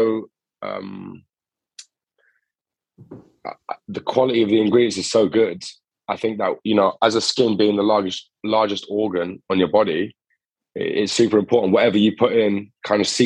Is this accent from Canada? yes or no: no; Cambridge, East of England, United Kingdom; moved away as an adult; also born or lived in Greece; now in London, United Kingdom; I was born in Greece, grew up in Cambridge, and then now I'm based in London.